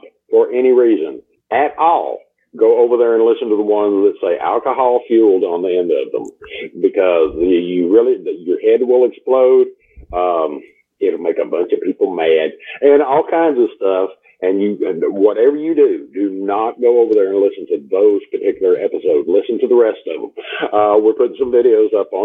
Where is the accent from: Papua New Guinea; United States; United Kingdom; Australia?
United States; Texas; I'm from Texas